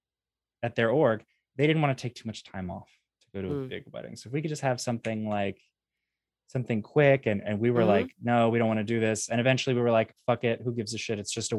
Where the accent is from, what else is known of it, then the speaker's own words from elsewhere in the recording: Atlanta, Georgia, United States; the reason she was from a different org on the other side of the planet, and I was from Atlanta.